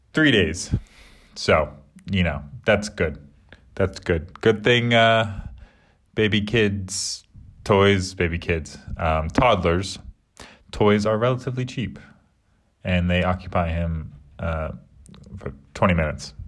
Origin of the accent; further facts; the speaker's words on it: United States; moved away as an adult; now in England; I'm American, so I call it soccer.